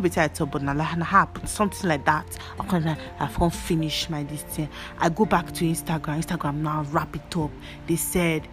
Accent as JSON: {"language": "English", "country": "Nigeria", "said": "I'm a Nigerian"}